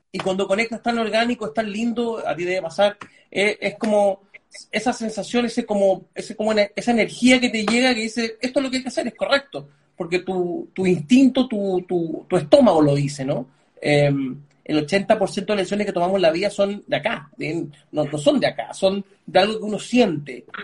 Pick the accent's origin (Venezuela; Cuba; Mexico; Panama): Panama; also born or lived in Lima, Peru; yo nací en Lima, pero no, pero no me crié en Lima, me crié en Panamá, pero bajo un mix de culturas de dos países, ¿no? Mis, padres son de la India